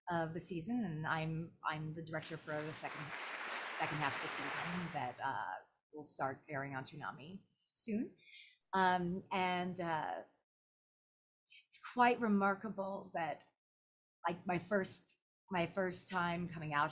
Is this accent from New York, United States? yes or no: no; Orlando, Florida, United States; I was part of my my hometown anime con, anime festival Orlando